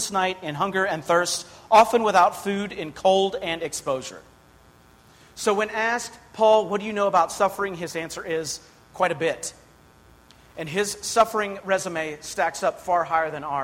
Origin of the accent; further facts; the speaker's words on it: Pittsburgh, Pennsylvania, United States; I grew up outside of Pittsburgh, Pennsylvania